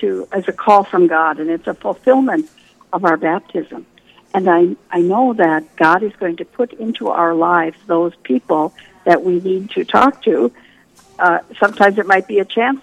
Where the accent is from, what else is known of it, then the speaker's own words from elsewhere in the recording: western North Dakota, United States; I grew up in North Dakota on a small farm and ranch out in western North Dakota